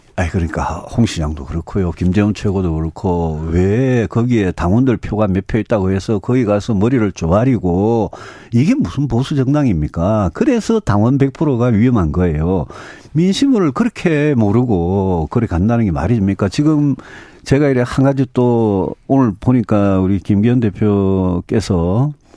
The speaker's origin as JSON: {"language": "Korean", "region": "Daegu / North Gyeongsang", "country": "South Korea", "tie": "born or raised there", "said": "저 대구 경북 출신이고 네. 저뭐 평생 거기 살았고요"}